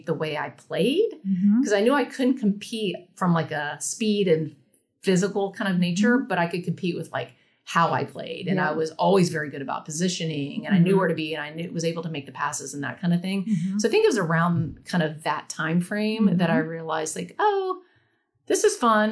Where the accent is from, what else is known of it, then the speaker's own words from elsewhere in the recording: Raleigh, North Carolina, United States; I grew up in Raleigh, North Carolina.